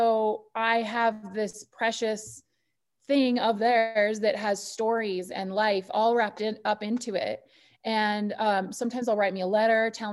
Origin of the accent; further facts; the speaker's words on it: Butte, Montana, United States; now in Harrison, United States; Originally, I'm from Butte